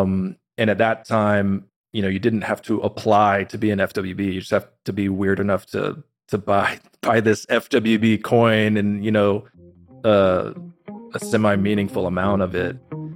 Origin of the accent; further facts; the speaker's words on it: Austin, Texas, United States; But no, I was raised in the Austin, Texas area, a very normal, you know, middle class upbringing.